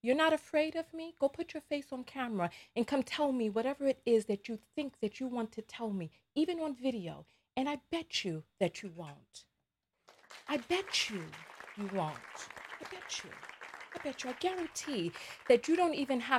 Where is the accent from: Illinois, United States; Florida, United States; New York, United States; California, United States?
New York, United States; New York City; I'm from the Bronx